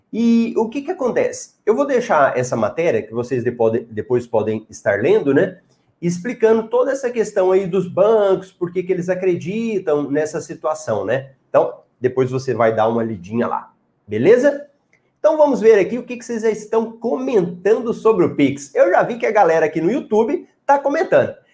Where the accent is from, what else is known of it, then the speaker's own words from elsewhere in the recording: Goiás, Brazil; Eu sou de Goiás, Caldas Novas é fantástico, muito bom.